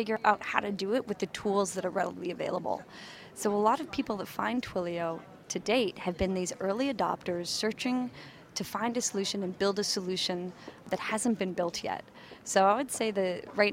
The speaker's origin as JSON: {"language": "English", "country": "Canada", "moved": "as an adult", "lives_now": "San Francisco, United States", "said": "I was from Canada"}